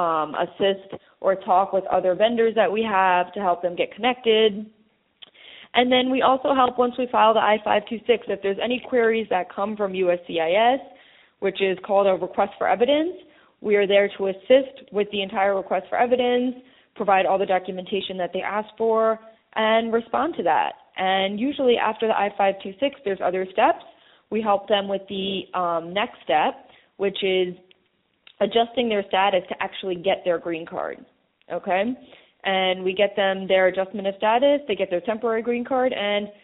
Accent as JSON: {"language": "English", "country": "India", "said": "I'm Indian"}